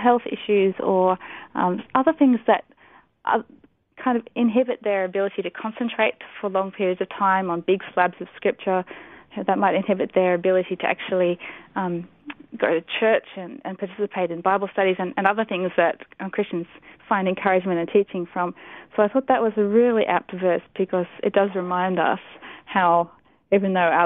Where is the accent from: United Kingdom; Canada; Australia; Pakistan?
Pakistan; moved away; I grew up in Pakistan, and so that was sort of part of my childhood